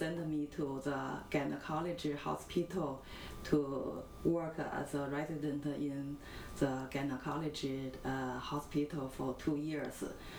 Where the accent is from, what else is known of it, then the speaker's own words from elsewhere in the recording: Tianjin, China; moved away as an adult; now in Toronto, Canada; I was from Tianjin. Tianjin, it is one big city close to Beijing.